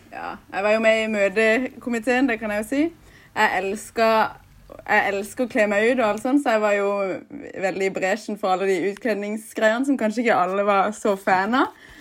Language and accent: Norwegian; Lindesnes, Agder, Norway; Nå har jeg vært hjemme i Lindesnes i fire uker cirka.